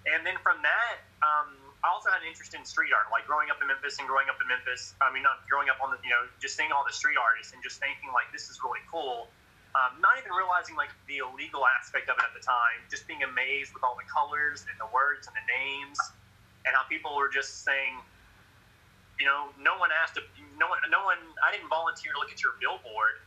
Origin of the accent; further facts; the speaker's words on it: Memphis, Tennessee, United States; also born or lived in Murfreesboro, Tennessee; I grew up in Memphis, Tennessee.